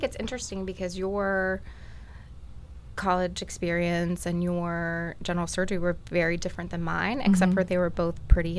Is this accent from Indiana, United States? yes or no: no; Port Charlotte, Florida, United States; also born or lived in Miami; So I grew up in Florida. I'm actually one of the true Floridians. I was born and raised here, and my family lives on the other coast in a small town, Port Charlotte, which kind of has the same vibe. You know, everybody knows each other.